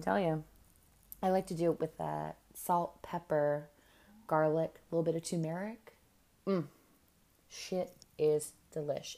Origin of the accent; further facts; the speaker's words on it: California, United States; now in New York, United States; I'm from California